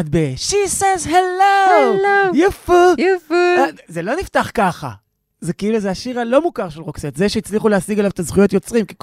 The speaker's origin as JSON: {"language": "Hebrew", "country": "Sweden", "tie": "born or raised there"}